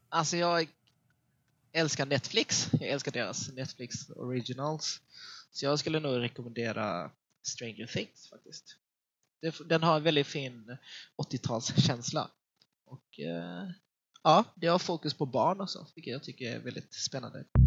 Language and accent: Swedish; Helsingborg, Skåne, Sweden; accent: Scanian; moved away as an adult; now in Gothenburg, Sweden; Jag är född och uppvuxen i Helsingborg, uh, vilket ligger i nordvästra Skåne